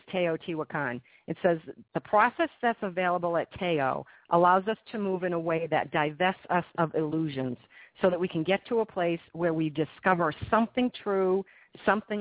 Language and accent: English; United States; I live in the United States, and I'm from the United States